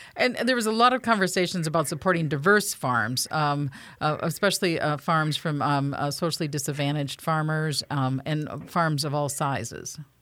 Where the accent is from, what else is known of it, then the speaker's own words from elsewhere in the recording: Minnesota, United States; I'm from Dakota County, which had literally some of the best farmland in the world, and I witnessed